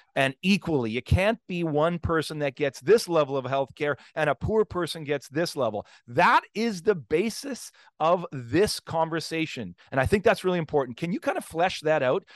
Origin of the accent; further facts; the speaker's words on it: Canada; as a Canadian, a p, person working in Canada